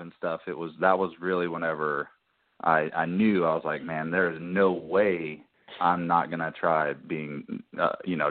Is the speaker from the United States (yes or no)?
yes; Louisiana, United States; I grew up in Louisiana originally.